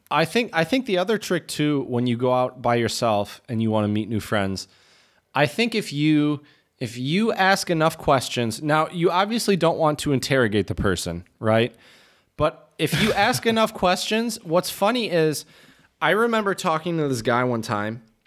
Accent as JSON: {"language": "English", "country": "United States"}